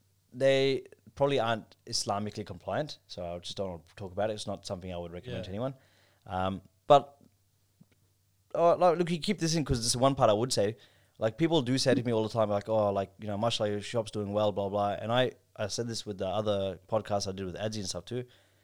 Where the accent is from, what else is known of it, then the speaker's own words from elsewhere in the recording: Pakistan; And although I'm not Arab, they just thought I'm Arab because of my looks. And I'm like, I'm from Pakistan.